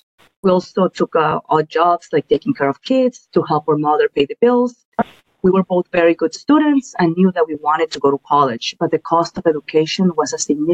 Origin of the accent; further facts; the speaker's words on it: Guatemala; now in New York, United States; our life in Guatemala was tough. We experienced what many immigrant families go through, which is being separated from their loved ones for several years